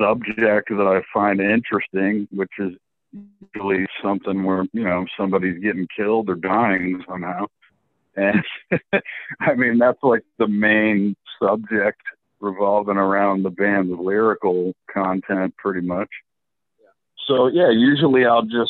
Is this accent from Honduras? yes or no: no; Buffalo, New York, United States; now in Florida, United States; We grew up in Buffalo, New York